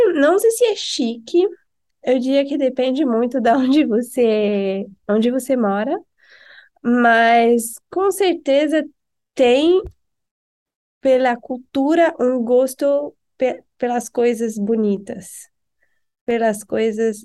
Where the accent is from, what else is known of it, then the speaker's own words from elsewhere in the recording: Paris, Île-de-France, France; Portuguese is a second language; moved away as an adult; also born or lived in Halifax, Canada / Argentina / Brazil; now in United States; Eu nasci em Paris, a cidade que muita gente conhece